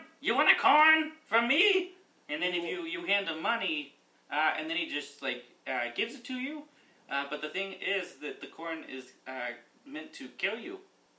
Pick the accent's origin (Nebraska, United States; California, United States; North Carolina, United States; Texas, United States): Nebraska, United States